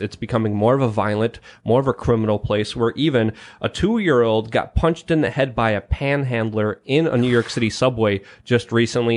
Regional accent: Poland; moved away; I was born in Poland

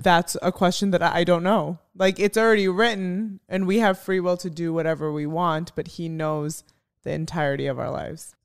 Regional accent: Chicago, Illinois, United States; moved away; also born or lived in Arizona; I'm from Chicago

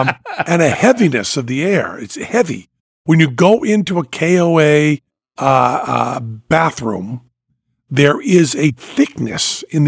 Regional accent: United States; My hometown fair, Franklin County Fair.

